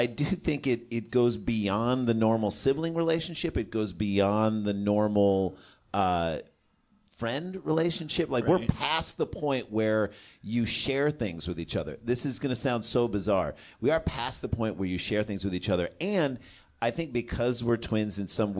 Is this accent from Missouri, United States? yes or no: yes; St. Louis, Missouri, United States; moved away; We grew up in St. Louis, Washington University